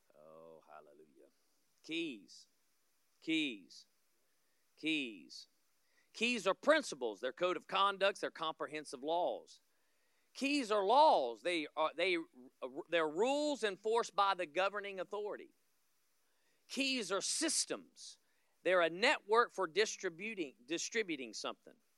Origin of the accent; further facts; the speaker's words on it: Florida, United States; I'm from Florida